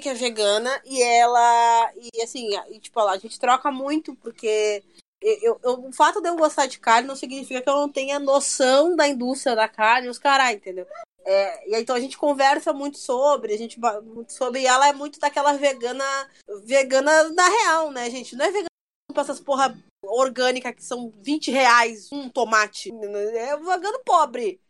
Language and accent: Portuguese; Porto Alegre, Rio Grande do Sul, Brazil; Eu sou de Porto Alegre